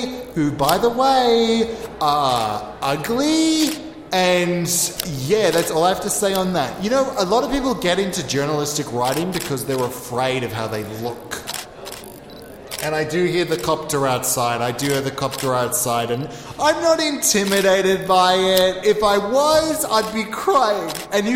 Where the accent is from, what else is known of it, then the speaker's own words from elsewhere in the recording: Australia; I'm Australian, I know all the things. I'm true blue.